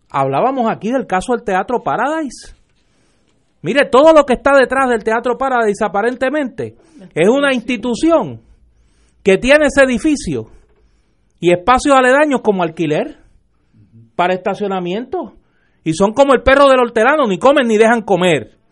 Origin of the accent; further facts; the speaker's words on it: Caguas, Puerto Rico; allá en mi pueblo en Cagua.